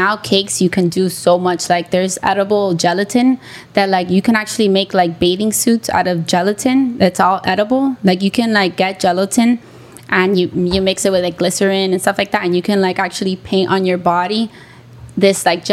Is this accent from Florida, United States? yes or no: yes; Hialeah, Florida, United States; also born or lived in Orlando; I grew up in Hialeah